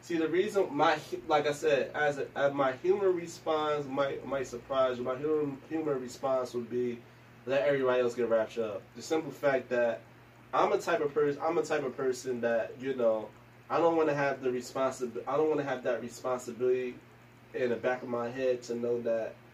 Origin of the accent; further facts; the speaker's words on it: Newark, New Jersey, United States; growing up in Newark is hard as is, you know, period. growing up in Newark is, um, it's hard, period.